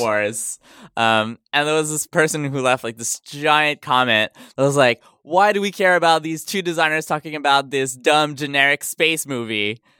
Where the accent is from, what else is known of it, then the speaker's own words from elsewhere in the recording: Montreal, Quebec, Canada; first language French; English is a second language; I'm from Montreal. Yeah, so my first language is French